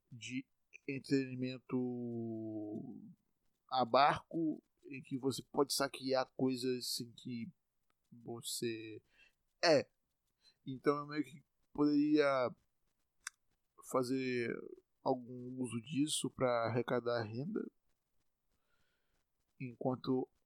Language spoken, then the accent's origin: Portuguese; Salvador, Bahia, Brazil; eu estou em Salvador, eu sou de Salvador, estou em Salvador, eu nasci em Salvador, moro em Salvador